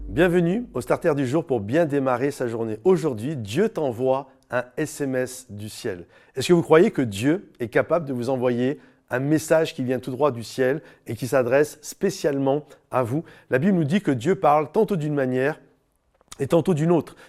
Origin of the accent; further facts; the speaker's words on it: France; on habite en France, on est des Français